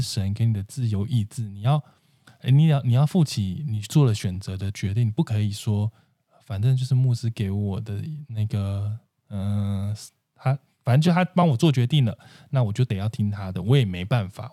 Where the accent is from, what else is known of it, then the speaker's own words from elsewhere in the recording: central and southern Taiwan, Taiwan; moved away; 我是中南部人